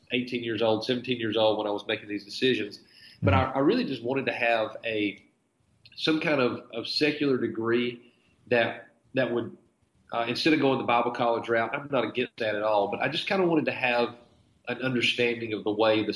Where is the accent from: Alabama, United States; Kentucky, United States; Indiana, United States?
Alabama, United States; Littleton; accent: North Alabama; now in Miami, United States; I really actually grew up outside of Gadsden. There's a little town called Etowah, and I really grew up outside of Etowah in a really little community called Littleton, Alabama.